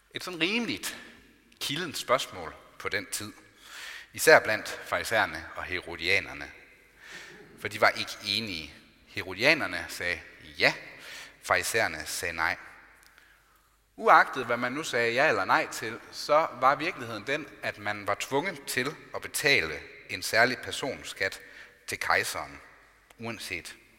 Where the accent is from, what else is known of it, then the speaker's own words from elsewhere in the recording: Denmark; Vi er altså både borgere i Danmark og i Guds rige